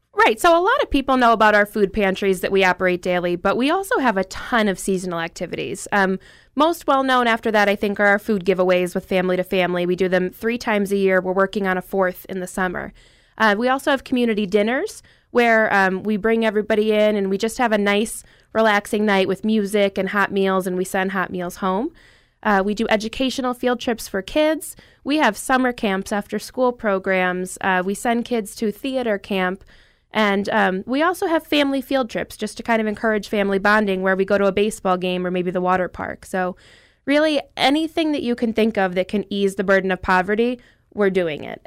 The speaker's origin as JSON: {"language": "English", "town": "Dunmore", "region": "Pennsylvania", "country": "United States", "said": "I'm from Dunmore, um, big family"}